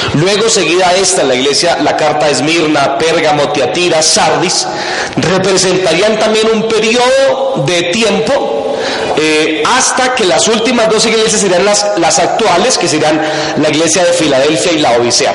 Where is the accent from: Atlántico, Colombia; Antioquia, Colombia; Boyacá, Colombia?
Boyacá, Colombia; por lados de mi tierra, de Boyacá